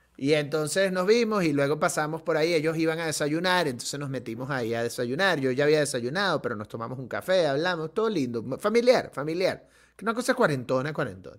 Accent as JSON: {"language": "Spanish", "country": "Venezuela"}